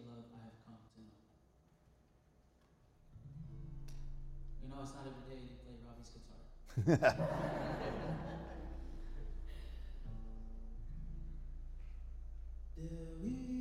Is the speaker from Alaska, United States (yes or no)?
yes; Anchorage, Alaska, United States; I'm from Anchorage, Alaska, but my family is from the islands of Tonga